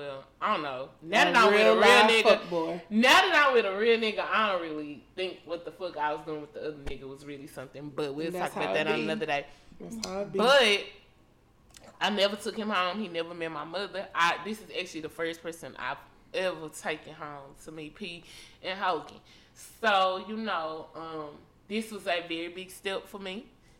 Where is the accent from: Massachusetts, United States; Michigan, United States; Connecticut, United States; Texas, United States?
Texas, United States; Dallas; I'm from Oak Cliff, but my mama and my stepdaddy do not.